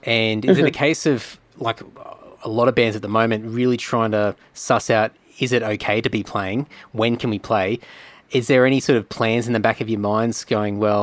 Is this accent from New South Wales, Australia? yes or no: no; Brisbane, Queensland, Australia; now in Sydney, Australia; I was sort of a little bit fresh to the Sydney scene, because I was from Brisbane originally